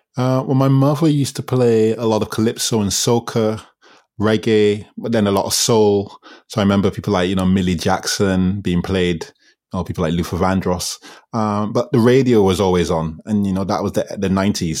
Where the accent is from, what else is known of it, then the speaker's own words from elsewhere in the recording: Barbados; also born or lived in England; I went to school in Barbados. I moved to Barbados from England when I was six